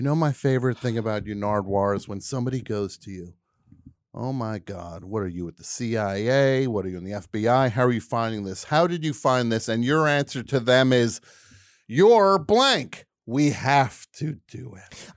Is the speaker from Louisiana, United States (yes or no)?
no; New Jersey, United States; I am from New Jersey.